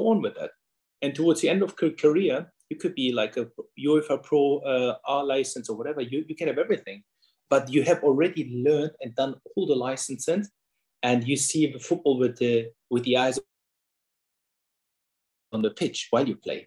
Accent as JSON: {"language": "English", "town": "Hanover", "region": "Lower Saxony", "country": "Germany", "tie": "born or raised there", "also_born_or_lived": "Osnabrück, Germany", "second_language": "English", "moved": "as an adult", "lives_now": "London, United Kingdom", "said": "in Hanover, my hometown."}